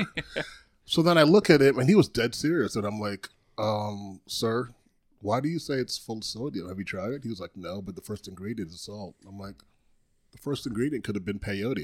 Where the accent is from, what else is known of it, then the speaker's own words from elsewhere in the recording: U.S. Virgin Islands; also born or lived in Trinidad; now in Tampa, United States; born in Trinidad, grew up in Saint Croix